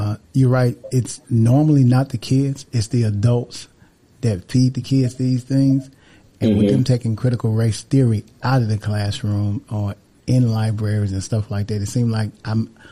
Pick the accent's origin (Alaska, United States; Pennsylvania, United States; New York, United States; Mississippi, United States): Mississippi, United States; I was born in Mississippi